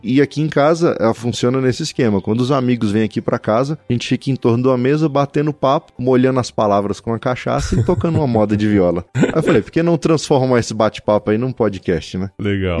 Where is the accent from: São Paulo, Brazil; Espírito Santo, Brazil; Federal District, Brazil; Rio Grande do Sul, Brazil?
Federal District, Brazil; Taguatinga; Nasci na cidade, né, em Taguatinga, uma... morava em Taguatinga, meus pais, é uma cidade satélite aqui de Brasília.